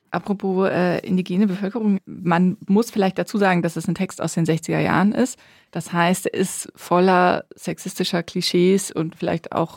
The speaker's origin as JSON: {"language": "German", "town": "Bonn", "region": "North Rhine-Westphalia", "country": "Germany", "said": "Ich komme ja aus Bonn, also aus der Nähe von Köln"}